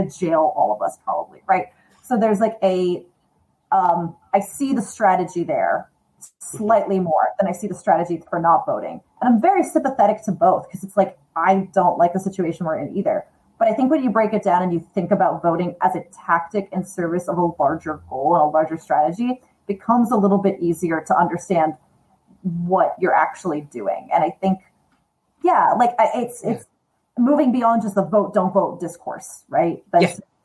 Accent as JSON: {"language": "English", "region": "Massachusetts", "country": "United States", "tie": "born or raised there", "moved": "yes", "lives_now": "New York, United States", "said": "I grew up in Massachusetts and I grew up going to Salem every October"}